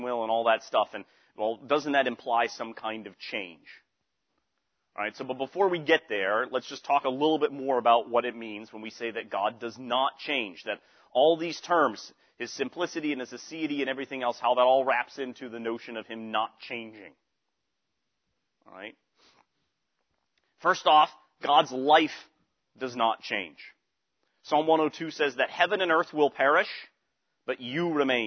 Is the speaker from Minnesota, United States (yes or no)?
no; Western Massachusetts, United States; moved away; also born or lived in Pittsburgh; I was from Western Massachusetts. All right, so I had a certain way of speaking from out there in Western Massachusetts